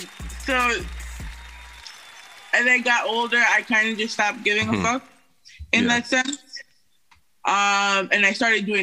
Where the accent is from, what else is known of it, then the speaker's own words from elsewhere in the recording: Queens, New York, United States; I'm from Astoria, Queens.